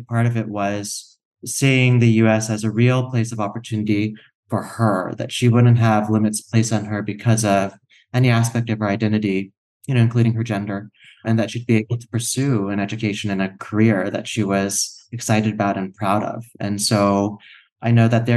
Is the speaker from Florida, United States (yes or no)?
yes; Tallahassee, Florida, United States; also born or lived in Shreveport, Louisiana / South Korea; now in Los Angeles, United States; I grew up in Tallahassee, Florida, right in the Panhandle